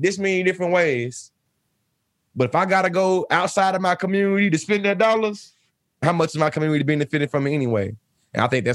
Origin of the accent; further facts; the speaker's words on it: Bryan, Texas, United States; I'm also from Bryan, Texas, too. And being from Bryan, Texas